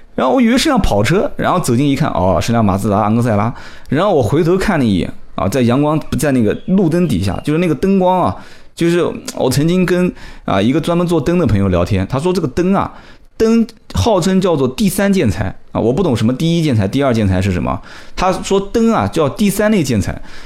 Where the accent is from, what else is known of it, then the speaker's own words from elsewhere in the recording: Nanjing, Jiangsu, China; 我们南京话讲叫小杆子